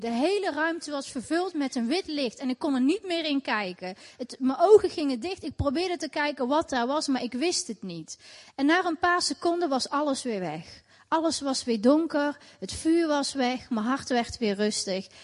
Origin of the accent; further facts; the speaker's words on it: Tilburg, North Brabant, Netherlands; Ik ben eh, opgegroeid in Tilburg, in Nederland, in een islamitisch gezin.